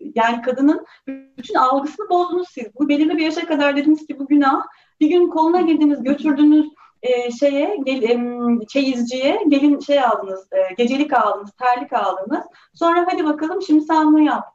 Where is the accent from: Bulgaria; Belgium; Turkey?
Turkey; ben de bu topraklarda büyüdüm